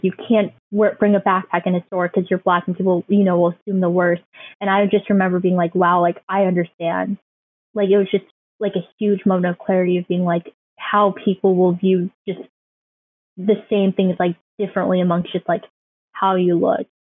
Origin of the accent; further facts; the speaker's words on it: Midland, United States; born or raised there; also born or lived in China